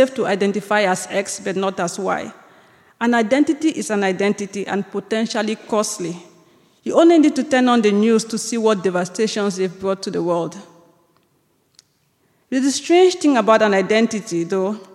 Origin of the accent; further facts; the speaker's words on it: Limbe, Southwest Region, Cameroon; moved away as an adult; also born or lived in Chicago, United States / New York, United States; now in United States; I spent most of my life in a town called Limbe, which is my hometown